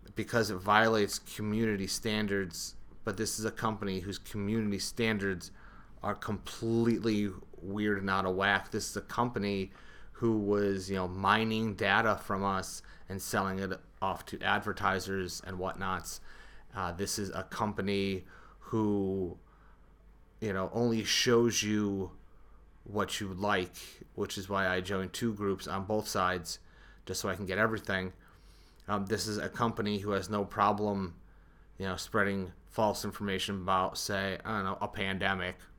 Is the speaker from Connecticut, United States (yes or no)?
yes; Connecticut, United States; I'm a Connecticut guy